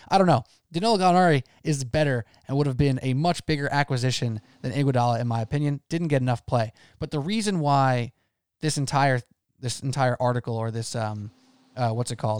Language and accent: English; New York, United States; as a New Yorker